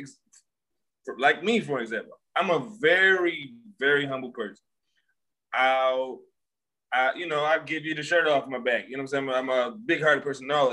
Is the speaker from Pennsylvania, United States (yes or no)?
yes; Philadelphia, Pennsylvania, United States; I'm from Philly. I do websites